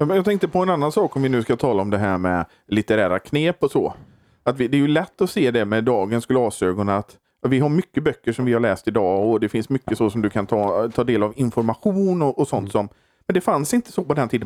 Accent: Borås, Västra Götaland, Sweden; jag kommer från Borås

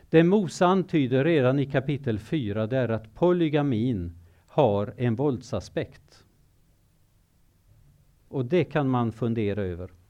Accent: Kenya; also born or lived in Zimbabwe; Nu är det så att jag har levt i Kenya i många år. Jag är född i Zimbabwe, jag är uppvuxen som tonåring i Kenya och jag har arbetat som missionär i Kenya.

